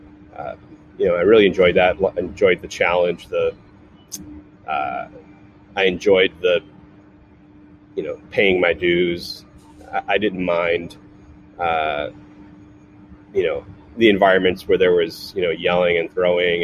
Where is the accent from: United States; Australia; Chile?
United States; Cleveland, Ohio; also born or lived in Atlanta, Georgia; now in California, United States; I was born in Cleveland, Ohio, you know, in the Midwest and, you know, lower middle class suburb.